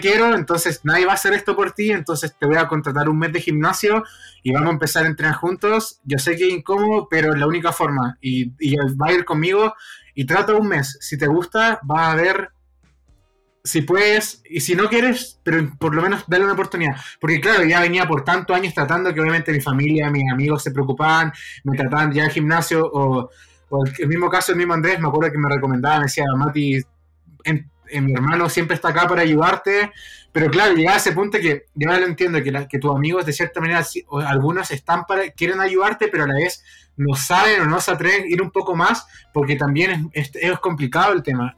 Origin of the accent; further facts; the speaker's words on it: Concepción, Biobío, Chile; en Concepción, que es la ciudad donde yo nací